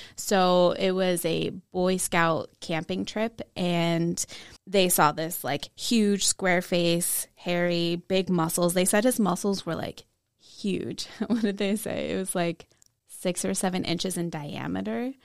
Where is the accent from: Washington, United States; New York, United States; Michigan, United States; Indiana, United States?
Washington, United States; I grew up in Washington